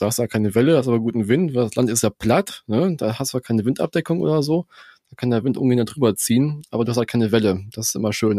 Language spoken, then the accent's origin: German; Germany; bei uns in Deutschland